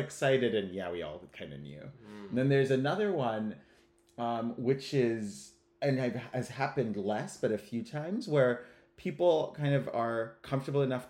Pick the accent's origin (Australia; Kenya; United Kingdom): Kenya; moved away as an adult; now in United States; I was born and raised in Kenya, and I'm ethnically Ugandan